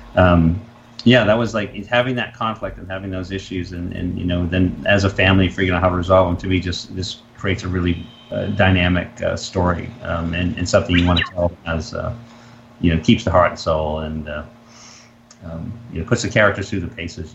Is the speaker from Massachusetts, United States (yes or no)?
yes; Massachusetts, United States; I'm from New England. I'm from Massachusetts